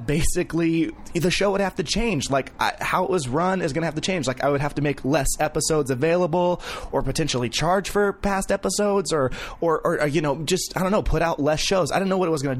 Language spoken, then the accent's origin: English; Vacaville, California, United States; I'm from Vacaville